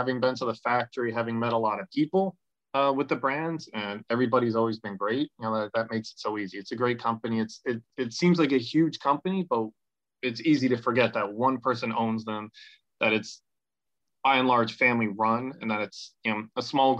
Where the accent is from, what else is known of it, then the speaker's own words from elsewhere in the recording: New York City, New York, United States; I grew up in New York City, so Nike was everywhere.